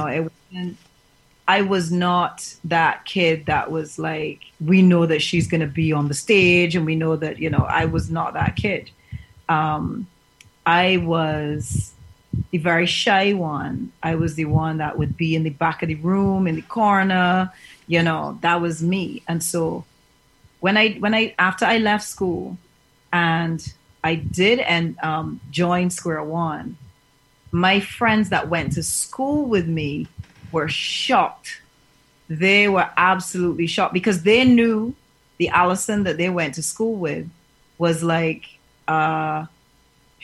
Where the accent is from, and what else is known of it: Barbados; born or raised there; also born or lived in East London, England